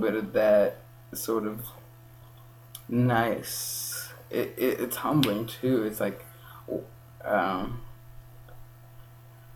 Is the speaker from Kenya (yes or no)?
yes; Kenya; moved away; being raised in Kenya, and it's also part me being who I am, and it's part being raised here as a Kenyan